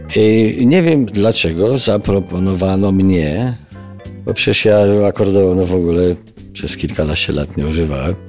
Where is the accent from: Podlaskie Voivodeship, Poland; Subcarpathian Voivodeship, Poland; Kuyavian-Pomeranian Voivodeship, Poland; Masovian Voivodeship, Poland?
Masovian Voivodeship, Poland; Garbatka-Letnisko; moved away; Obaj pochodzimy z podobnego re, regionu Polski